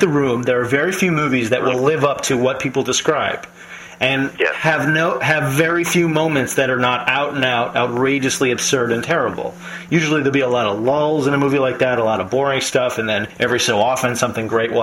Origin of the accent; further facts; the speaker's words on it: New York, United States; I am from New York